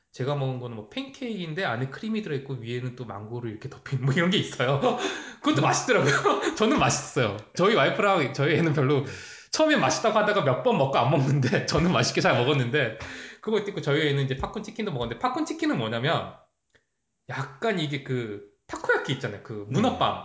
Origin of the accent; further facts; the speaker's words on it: South Korea; now in Canada; 제가 한국 사람에서